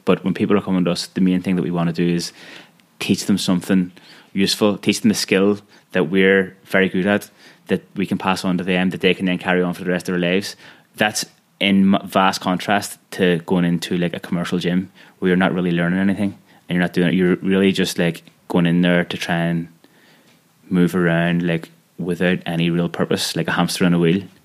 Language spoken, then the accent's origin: English; Belfast, Northern Ireland, United Kingdom; I am from Belfast